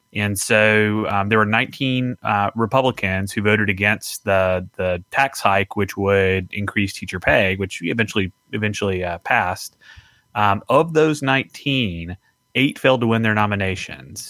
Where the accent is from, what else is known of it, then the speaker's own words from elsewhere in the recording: Mississippi, United States; my home state of Mississippi, I, I think about, you know, we're a, we're a pretty conservative state